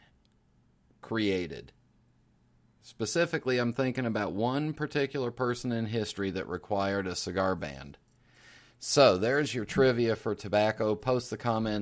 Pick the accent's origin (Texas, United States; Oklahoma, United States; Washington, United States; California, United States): California, United States; San Francisco; I was born in San Francisco in 1967